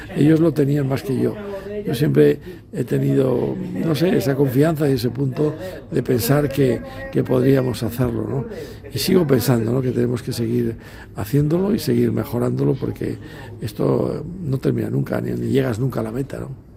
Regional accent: Spain; todos los que somos españoles

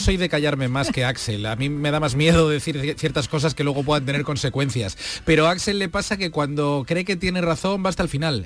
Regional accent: Vigo, Galicia, Spain; Yo soy de Vigo, yo nací allí, crecí allí y conozco bien las raíces de Galicia

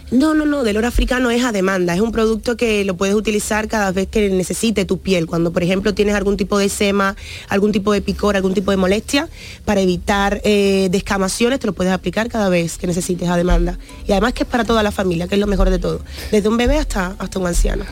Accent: Cuba; born or raised there; moved away

